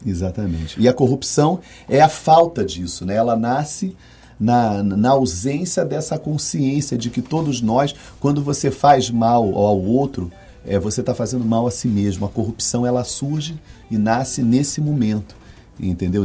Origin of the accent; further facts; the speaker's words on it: Rio de Janeiro, Brazil; now in Salvador, Brazil; eu sou carioca